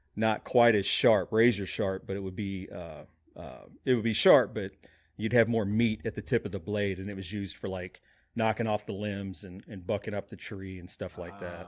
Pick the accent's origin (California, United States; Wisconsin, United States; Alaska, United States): Alaska, United States; moved away; growing up in Alaska for some time